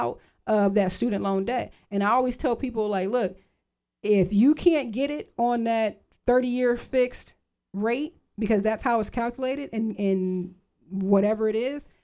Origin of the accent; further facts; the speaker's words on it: Lorain County, Ohio, United States; I'm from Lorain County, and we had a Ford plant, we had a GM plant, we had the steel mill